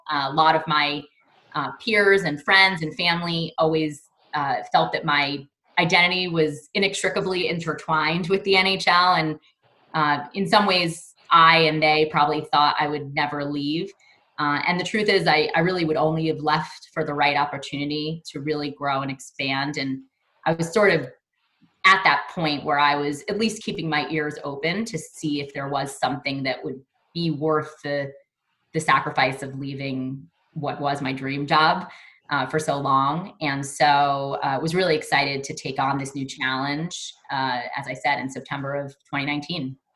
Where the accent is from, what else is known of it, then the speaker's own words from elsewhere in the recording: New York City, New York, United States; I grew up in Brooklyn, New York, and uh, continue to live in New York with my two boys and two dogs.